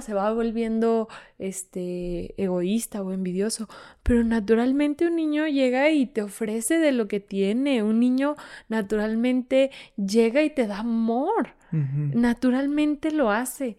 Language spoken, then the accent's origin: Spanish; Fresnillo, Zacatecas, Mexico; yo que soy de Fresnillo